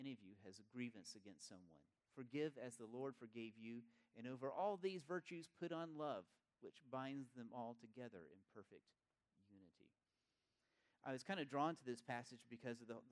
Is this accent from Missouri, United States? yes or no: no; East Tennessee, United States; I grew up in East Tennessee